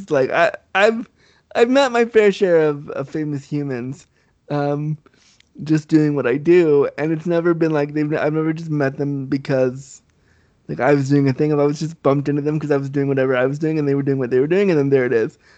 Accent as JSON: {"language": "English", "town": "Laguna Beach", "region": "California", "country": "United States", "tie": "born there", "said": "I was born in Laguna Beach, California."}